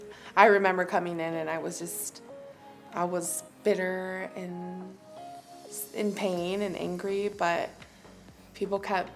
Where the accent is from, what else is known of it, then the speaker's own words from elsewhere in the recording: Kenosha, Wisconsin, United States; moved away as an adult; also born or lived in Dominican Republic; I grew up in Kenosha. I've been here my whole life. I moved to the Dominican back in 2012 after doing a missionary trip there.